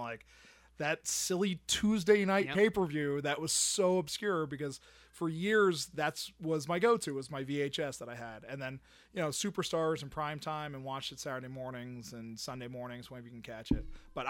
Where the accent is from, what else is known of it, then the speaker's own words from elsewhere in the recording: Pennsylvania, United States; now in Florida, United States; I was raised in Pennsylvania. Northeastern Pennsylvania, where, you know, wrestling would come.